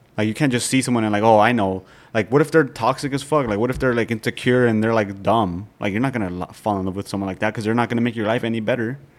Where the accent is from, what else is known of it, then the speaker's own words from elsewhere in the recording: Nebraska, United States; we grew up in Nebraska, like small town